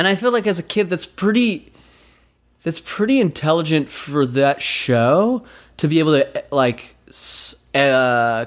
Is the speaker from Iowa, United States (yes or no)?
no; Utah, United States; moved away; I'm from Utah